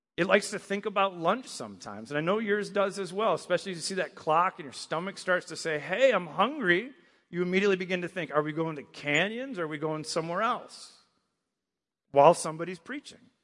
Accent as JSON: {"language": "English", "region": "Michigan", "country": "United States", "tie": "born or raised there", "moved": "yes", "said": "I grew up in Michigan"}